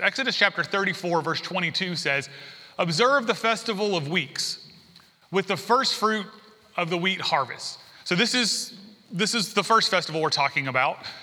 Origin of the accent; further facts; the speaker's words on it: the South, United States; also born or lived in San Diego; now in Alabama, United States; I grew up in the South